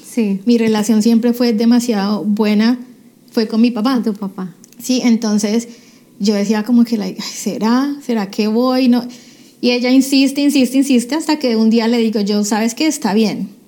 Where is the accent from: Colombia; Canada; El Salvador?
Colombia; Cali, Valle del Cauca; moved away as an adult; now in United States; yo eh, nací en Cali, Colombia, hace ya 42 años